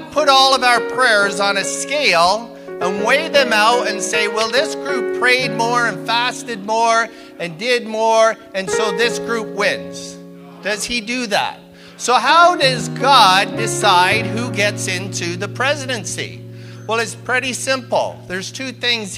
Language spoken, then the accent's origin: English; United Kingdom; also born or lived in Canada; now in United States; I am British by birth, which means I'm a British citizen.